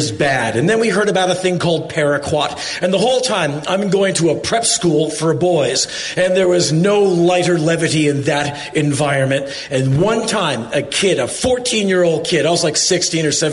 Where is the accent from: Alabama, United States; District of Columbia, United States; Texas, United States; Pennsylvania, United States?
District of Columbia, United States; Washington; I come from Washington, D.C.